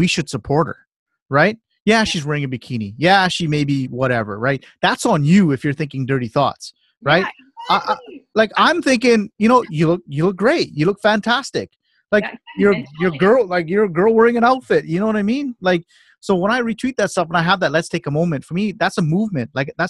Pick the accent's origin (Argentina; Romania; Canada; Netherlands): Canada; born there; I am Canadian. I'm proud to be Canadian. This is what my passport is. I was born in this country.